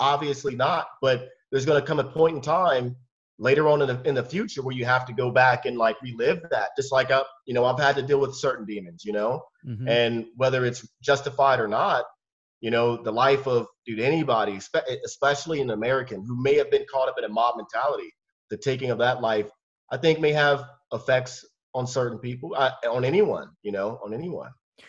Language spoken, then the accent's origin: English; Germany; born there; I was born in Germany